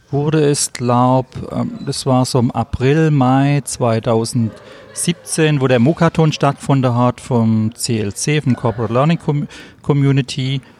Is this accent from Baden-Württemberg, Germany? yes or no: yes; Kirchheim unter Teck, Baden-Württemberg, Germany; Äh, ich bin 51 Jahre alt, ich bin aus Kirchheim unter Tech, das ist bei Stuttgart.